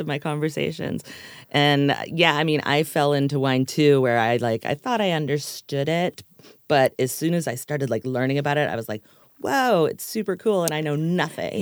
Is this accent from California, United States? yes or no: yes; Los Angeles, California, United States; I was from Los Angeles